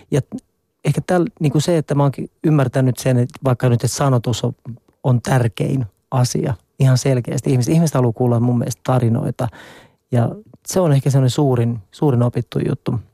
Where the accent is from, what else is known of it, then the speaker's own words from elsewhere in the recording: Nurmijärvi, Uusimaa, Finland; Mä oon itse asiassa vielä enemmän äh, kylien mies. Mä oon tuolta Nurmijärveltä kotoisin